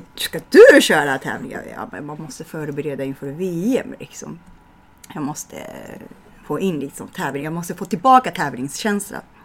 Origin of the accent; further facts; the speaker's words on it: Japan; Swedish is a second language; moved away as an adult; also born or lived in Medåker, Sweden; now in Stockholm, Sweden; när jag var dagisbarn, så jag kollade på TVn när jag bodde i Japan